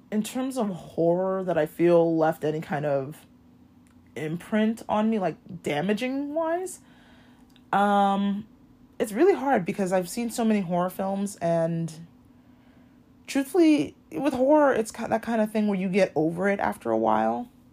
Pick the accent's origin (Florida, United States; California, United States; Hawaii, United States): Hawaii, United States; growing up in Hawaii